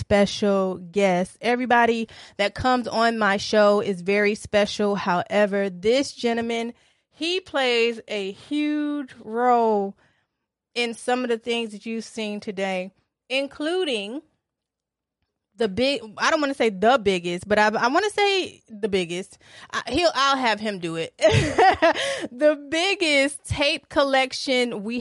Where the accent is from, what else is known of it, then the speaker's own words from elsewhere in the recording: Detroit, Michigan, United States; I'm also from Detroit. I was born in Hutzel Hospital.